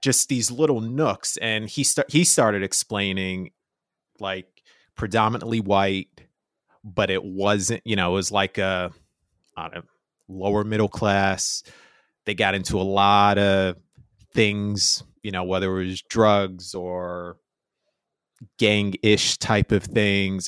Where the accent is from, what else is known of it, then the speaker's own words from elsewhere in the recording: New York City, New York, United States; I was Spanish Harlem